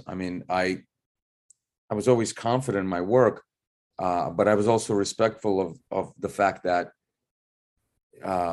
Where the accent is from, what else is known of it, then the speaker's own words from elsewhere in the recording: New York City, New York, United States; also born or lived in Russia; Growing up in Bensonhurst